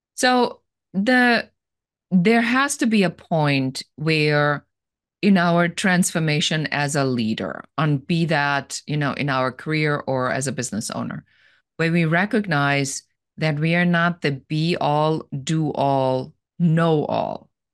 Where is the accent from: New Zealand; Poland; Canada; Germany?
Germany; moved away as an adult; now in Los Angeles, United States; And I'm originally from Germany, and I live here now in Los Angeles.